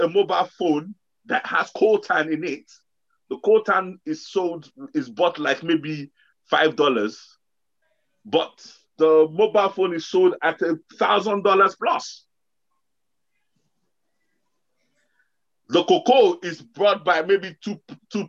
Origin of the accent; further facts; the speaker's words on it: Osun, Nigeria; we come from a region in Nigeria where cocoa grows like backyard. It just grows. It becomes even a nuisance. Where we come from Osun State